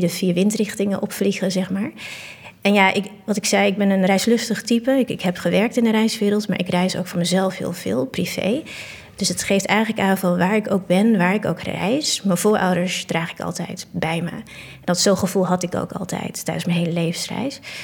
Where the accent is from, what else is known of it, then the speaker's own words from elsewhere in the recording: Assen, Drenthe, Netherlands; now in Utrecht, Netherlands; Assen, waar ik vandaan kom. daar ben ik geboren en getogen